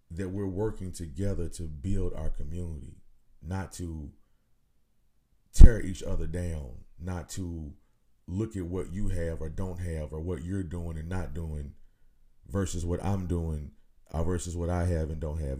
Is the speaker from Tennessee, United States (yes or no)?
yes; Nashville, Tennessee, United States; my hometown here in Nashville